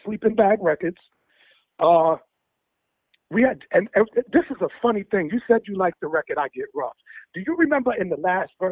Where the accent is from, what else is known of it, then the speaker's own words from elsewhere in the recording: New York City, New York, United States; I was from Queens